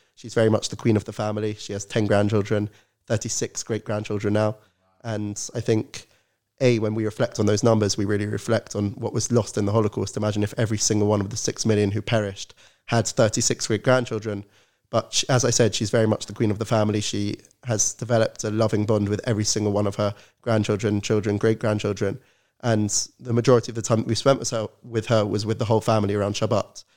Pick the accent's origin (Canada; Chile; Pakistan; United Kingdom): United Kingdom; London; I'm originally from London, grew up in an Orthodox Zionist family